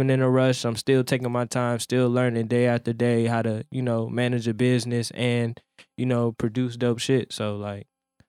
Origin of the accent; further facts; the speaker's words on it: Milwaukee, Wisconsin, United States; moved away as an adult; now in Joliet, United States; Well, shit, I started this when I was like 18. Like, I moved from Milwaukee to Chicago. You know, I started off in the suburbs, like in Joliet.